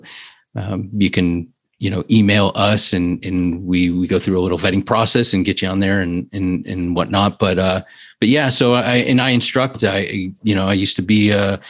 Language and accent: English; Cleveland, Ohio, United States; born there; now in Columbus, United States; Yeah, I was born in Cleveland, but I'm in Columbus, a couple hours away from you.